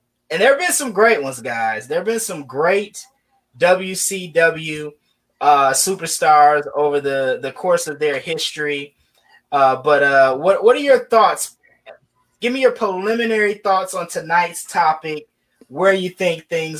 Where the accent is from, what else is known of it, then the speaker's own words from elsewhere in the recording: Midwest, United States; I grew up in the Midwest